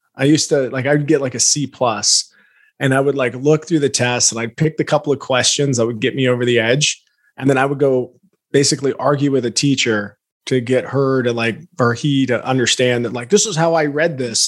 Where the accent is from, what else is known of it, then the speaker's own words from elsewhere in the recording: Alaska, United States; also born or lived in Lafayette, Louisiana; now in Boise, United States; grew up in Alaska by way of Louisiana